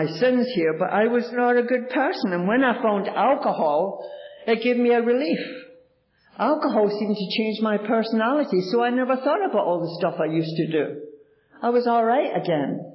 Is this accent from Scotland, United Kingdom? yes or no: yes; Glasgow, Scotland, United Kingdom; now in Toronto, Canada; I was born in Glasgow, Scotland